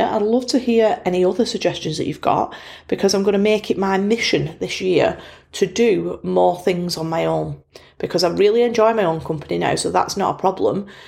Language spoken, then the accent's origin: English; Bolton, North West England, United Kingdom; accent: Bolton; my Bolton accent